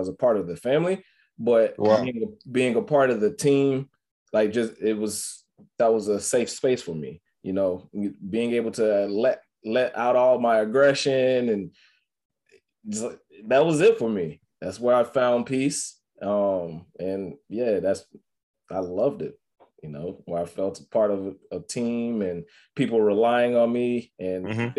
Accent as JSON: {"language": "English", "town": "Atlanta", "region": "Georgia", "country": "United States", "also_born_or_lived": "Hollywood, Florida / Compton, California / Utah", "moved": "yes", "said": "I'm from Atlanta. From Georgia. I was at MacArthur out in Hollywood in Florida."}